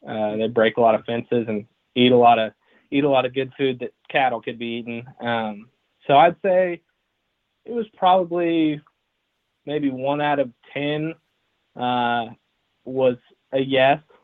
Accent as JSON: {"language": "English", "town": "Enid", "region": "Oklahoma", "country": "United States", "tie": "born or raised there", "also_born_or_lived": "Texas", "said": "grew up in Enid, Oklahoma"}